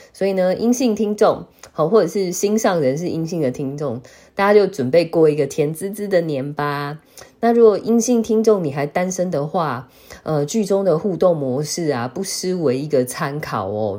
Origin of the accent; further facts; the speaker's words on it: Taiwan; 我们台湾人好像都叫航太，不是叫航天